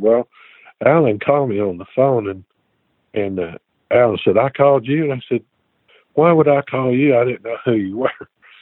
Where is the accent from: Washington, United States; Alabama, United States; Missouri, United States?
Alabama, United States; moved away as an adult; now in Nashville, United States; I'm from Alabama